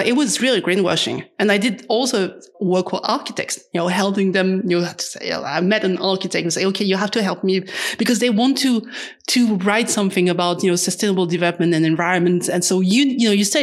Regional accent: Paris, Île-de-France, France; I'm from Paris in France

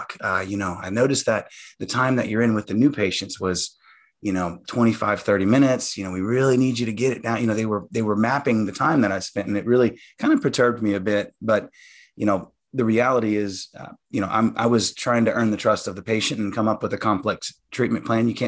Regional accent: Louisiana, United States; growing up in Louisiana, we had, you know, good, strong family.

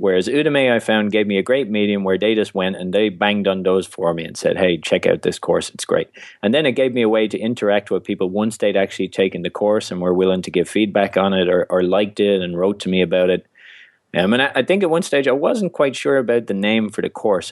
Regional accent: Ireland; being Irish

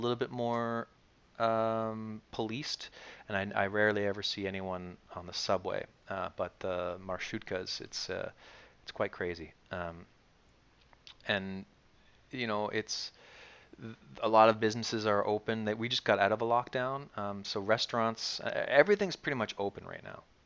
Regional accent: Dartmouth, Nova Scotia, Canada; moved away as an adult; now in Kyiv, Ukraine; we come from Canada where people smile all the time, and Nova Scotia where people smile even more than

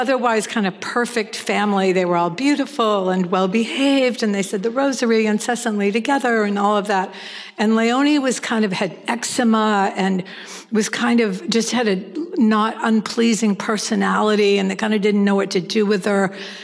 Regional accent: New England, United States; moved away; also born or lived in Los Angeles; I come from New England. People are kind of like sarcastic and a little bit cynical

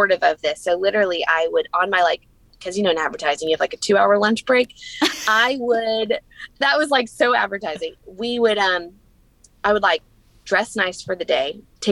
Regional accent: the South, United States; moved away as an adult; also born or lived in New York; we're from the South

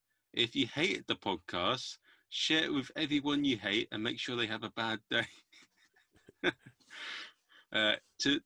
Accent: United Kingdom

